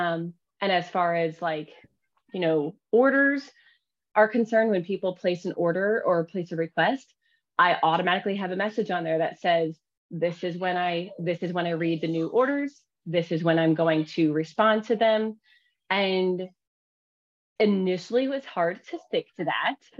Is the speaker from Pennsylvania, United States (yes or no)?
yes; Pennsylvania, United States; now in Oklahoma, United States; I am actually not Oklahoma, Oklahoman born, Oklahoma born or whatever. I'm actually from Pennsylvania.